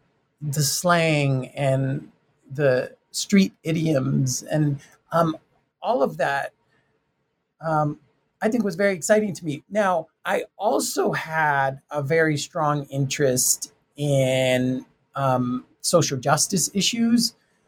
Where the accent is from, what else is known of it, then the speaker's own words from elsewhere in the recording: Tucson, Arizona, United States; I'm from Tucson, Arizona, Mexican-American family, and I was the first to graduate.